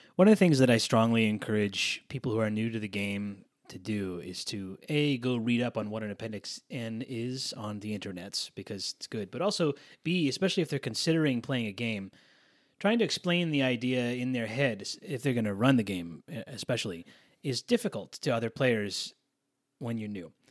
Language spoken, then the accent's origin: English; East Coast, United States; I grew up on the East Coast